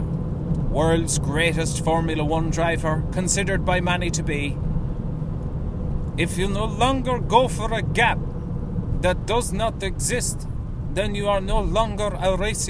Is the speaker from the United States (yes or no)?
no; Ireland; we love funerals, love wakes, love sympathising as Irish people